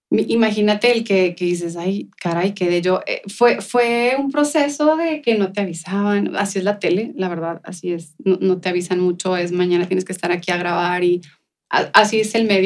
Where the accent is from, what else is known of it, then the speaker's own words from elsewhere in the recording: El Paso, Texas, United States; ¿De dónde vienes tú? Y luego, del Paso, Texas.